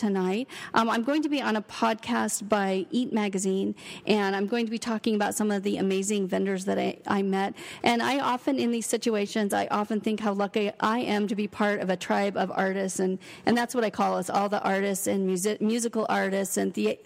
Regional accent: Brookings, Oregon, United States; moved away as an adult; also born or lived in Seattle, Washington; now in Ashland, United States; I actually was born and raised a small town girl. I grew up in Brookings, and then I lived my adult life in Seattle.

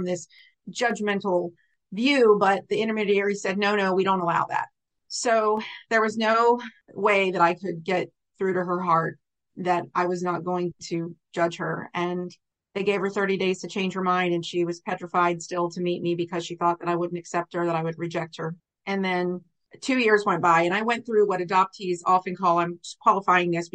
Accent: Richmond, Virginia, United States; also born or lived in Norfolk, Virginia; brought back to Richmond, where I was adopted

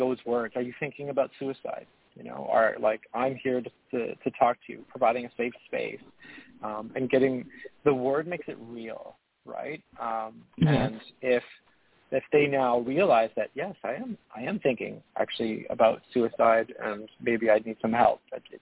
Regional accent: Hamilton, Ontario, Canada; also born or lived in Montreal, Quebec; now in Ottawa, Canada; I was born in Montreal earlier and moved to a city called Hamilton, Ontario

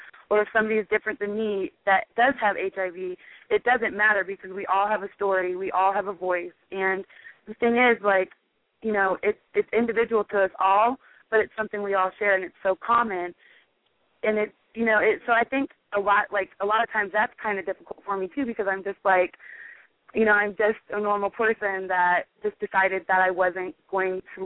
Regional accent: Nebraska, United States; I'm from Nebraska

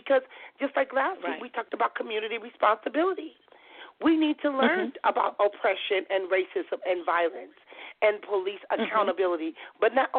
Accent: Compton, California, United States; I tell them I'm … I was when I was growing up in Compton.

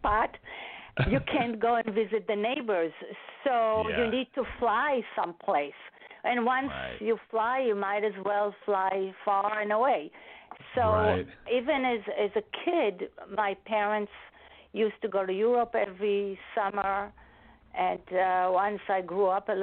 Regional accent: Israel; accent: Israeli; English is a second language; moved away as an adult; now in New York, United States; I was born and raised in Israel, and I came to the United States over 40 years ago for my master's degree

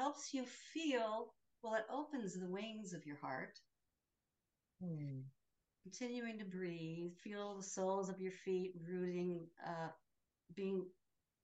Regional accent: the Midwest of the United States, United States; I grew up Catholic in the Midwest of the United States

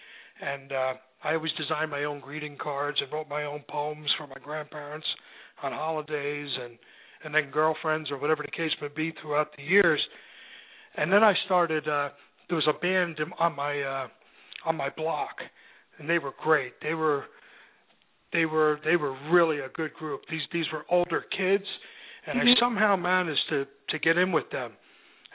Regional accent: Kearny, New Jersey, United States; We grew up together in Kearney, and, you know, we were good friends in high school

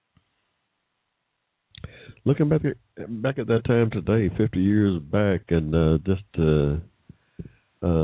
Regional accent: Georgia, United States; moved away as an adult; also born or lived in Ohio; I was from Georgia, you know, and I had moved

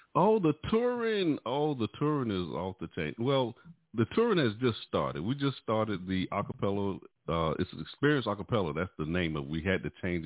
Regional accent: High Point, North Carolina, United States; we was raised up in the same city

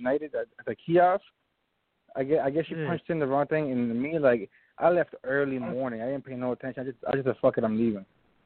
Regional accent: Maryland, United States; PG County, baby.

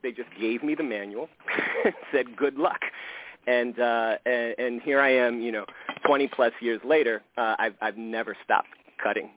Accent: New York City, New York, United States; I grew up in the South Bronx and it's a uniquely Puerto Rican community

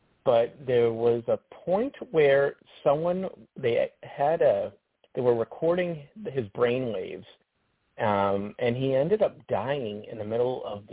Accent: Worcester, Massachusetts, United States; moved away as an adult; now in North Conway, United States; I'm from Worcester

